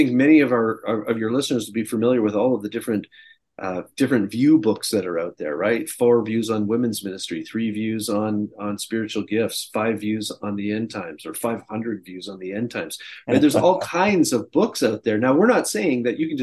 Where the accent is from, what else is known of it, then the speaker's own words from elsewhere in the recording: Canada; moved away as an adult; now in United States; I'm an expat, I'm a Canadian living in the United States, and I've been down here now for, I think, 18 years